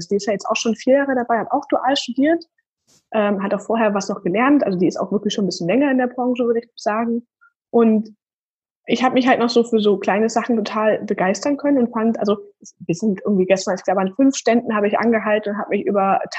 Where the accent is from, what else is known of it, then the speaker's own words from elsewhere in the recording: Leipzig, Saxony, Germany; wir kommen aus Leipzig wir sind auch gar nicht so groß.